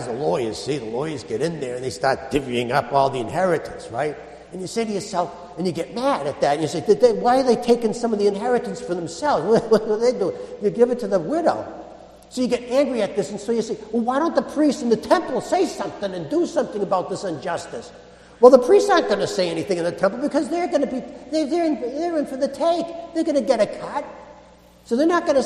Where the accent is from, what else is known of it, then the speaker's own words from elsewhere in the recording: Boston, Massachusetts, United States; I'm a Bostonian.